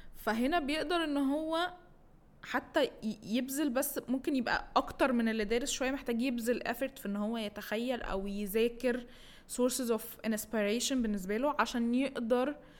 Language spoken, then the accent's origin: Arabic; Egypt; احنا عندنا في مصر